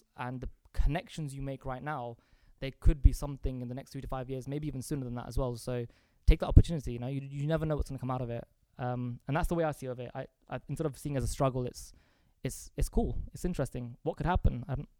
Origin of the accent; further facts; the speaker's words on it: Reading, South East England, United Kingdom; also born or lived in Pakistan; I suppose we grew up in Reading, but I think at the age of 4, we moved up to Pakistan. So we spent 4 years in Pakistan.